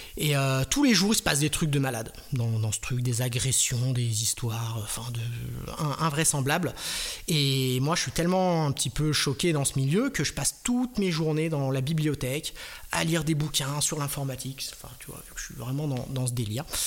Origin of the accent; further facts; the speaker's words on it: Strasbourg, Grand Est, France; je viens de Strasbourg